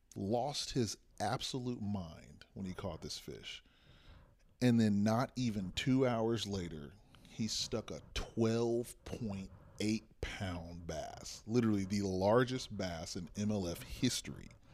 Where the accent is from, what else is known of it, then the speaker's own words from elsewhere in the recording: Texas, United States; we come from Texas